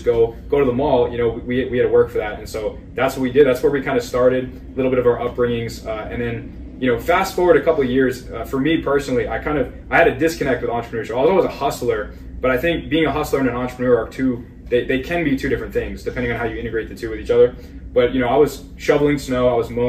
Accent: Bergen County, North New Jersey, United States; We grew up in North New Jersey, so right across from New York City

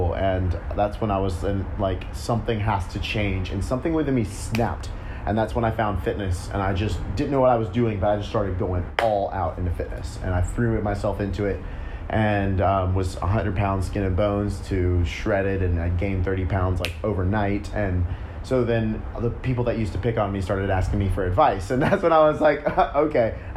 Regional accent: Memphis, Tennessee, United States; I grew up in Memphis, Tennessee.

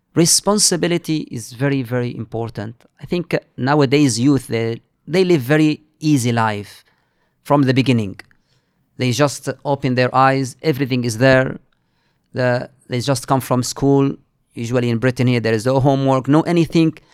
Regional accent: Mauritania; moved away as an adult; now in Manchester, United Kingdom; I'm from Mauritania

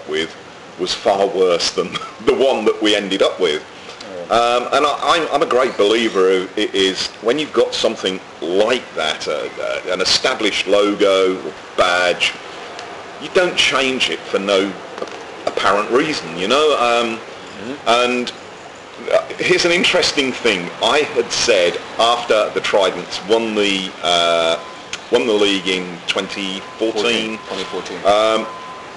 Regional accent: England, United Kingdom; now in Barbados; being English and living in Barbados

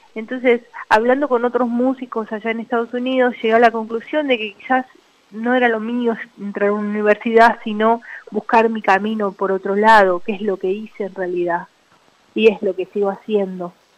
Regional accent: Salta, Argentina; now in Buenos Aires, Argentina; Yo soy de Salta originalmente, pero vivo en Capital.

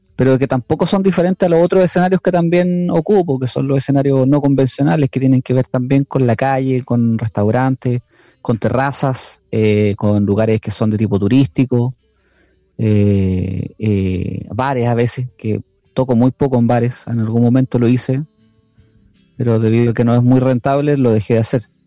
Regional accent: Chile; now in Lautaro, Chile; el acento de los argentinos allá de hecho se parece mucho al de nosotros

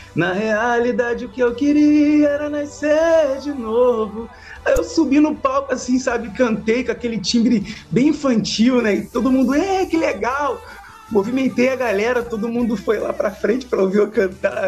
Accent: Salvador, Bahia, Brazil; now in Rio de Janeiro, Brazil; 36 anos, nascido em Salvador, Bahia e naturalizado carioca

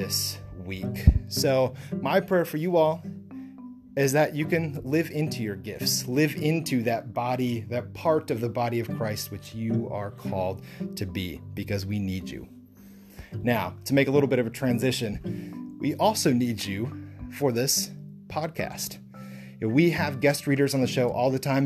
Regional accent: Lake Mills, Wisconsin, United States; I grew up in the Lake Mills Moravian Church in Lake Mills, Wisconsin

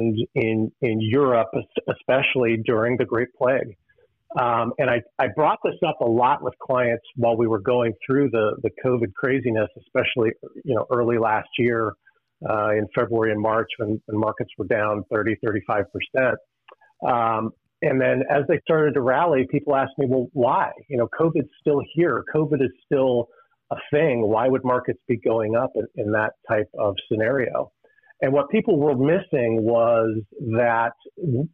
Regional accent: Western Pennsylvania, United States; I grew up in Western Pennsylvania

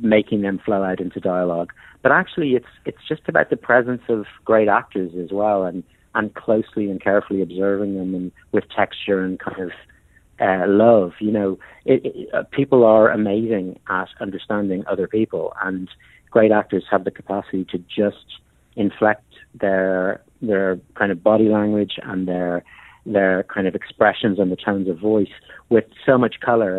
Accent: Ireland; I'm an Irish filmmaker

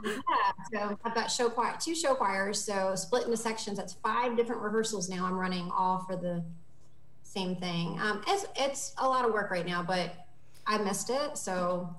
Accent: Martinsburg, West Virginia, United States; now in Virginia, United States; my hometown, Martinsburg.

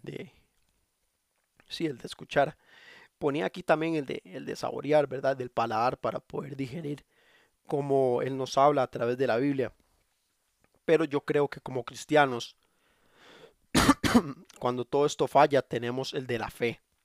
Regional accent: Costa Rica; le digo, mae, porque soy de Costa Rica

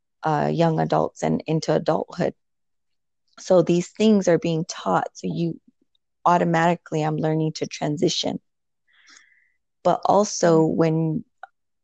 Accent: United States; moved away; I was born and raised on the Navajo Nation

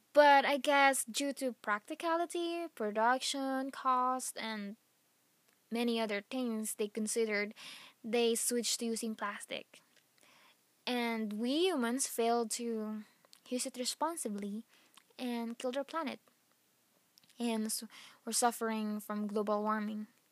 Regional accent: Philippines; moved away; back in my home country, Philippines

